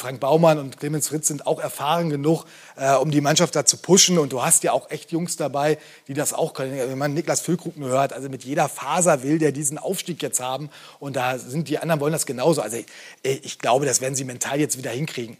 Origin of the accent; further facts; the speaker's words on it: Bremen, Germany; als Bremer